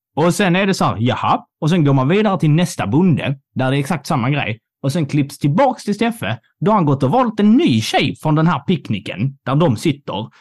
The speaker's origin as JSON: {"language": "Swedish", "area": "Scanians", "region": "Skåne", "country": "Sweden", "said": "vi är ju båda skåningar"}